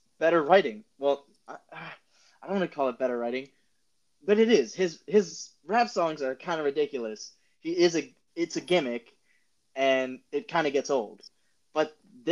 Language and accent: English; Upper Dublin, Pennsylvania, United States; I grew up in Upper Dublin, played Cheltenham in basketball